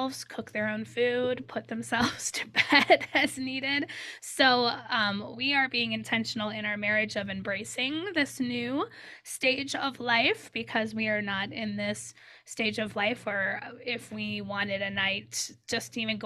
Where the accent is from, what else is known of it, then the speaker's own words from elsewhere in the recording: Midwest, United States; moved away; My husband and I are big into Euchre, the card game Euchre, because we're from the Midwest.